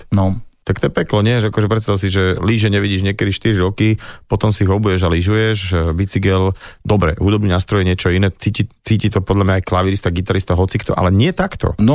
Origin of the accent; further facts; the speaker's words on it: Nové Mesto nad Váhom, Trenčín Region, Slovakia; Ja som rodák Nové mesto nad Váhom.